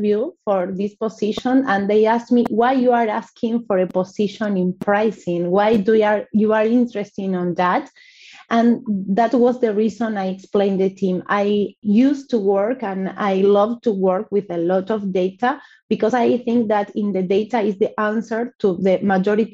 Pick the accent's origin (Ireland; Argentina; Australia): Argentina; also born or lived in Buenos Aires; I am from Argentina. I live in Buenos Aires